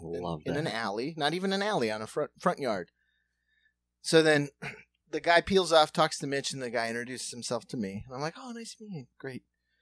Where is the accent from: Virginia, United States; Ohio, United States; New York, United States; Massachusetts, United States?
Ohio, United States; Cincinnati; I'm from Cincinnati. I don't know if you know Cincinnati, but I'm from South Cincinnati. So that's Kentucky.